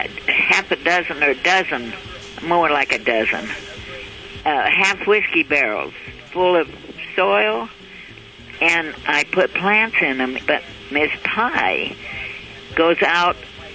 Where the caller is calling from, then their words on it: South Lake Tahoe, California, United States; South Lake Tahoe.